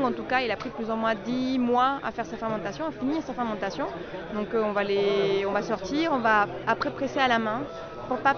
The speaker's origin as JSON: {"language": "French", "country": "Colombia", "lives_now": "Albé, France", "said": "je, je suis colombienne."}